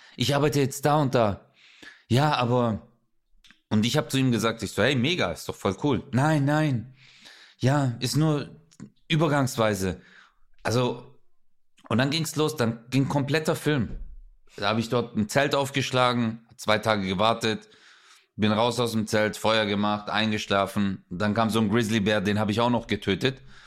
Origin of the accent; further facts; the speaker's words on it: Stuttgart, Baden-Württemberg, Germany; ich bin ja hier bei uns in Stuttgarthausen